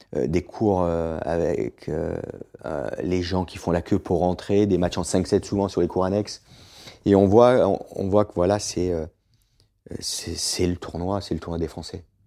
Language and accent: French; Southern Alps, Provence-Alpes-Côte d'Azur, France; also born or lived in Boulouris / Florida; j'ai grandi dans les Alpes du Sud